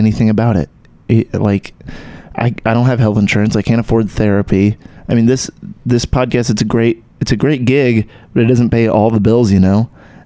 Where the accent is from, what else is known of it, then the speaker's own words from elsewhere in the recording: Texas, United States; I still got that blood in me, but I don't have the accent. I grew up in Texas.